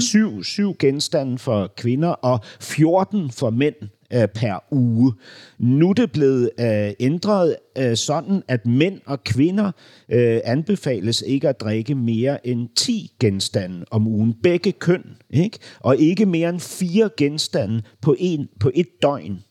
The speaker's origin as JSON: {"language": "Danish", "country": "Denmark", "tie": "born or raised there", "said": "da vi gik i skole som børn, så var der en bog, en bogserie, som vi lærte dansk gennem"}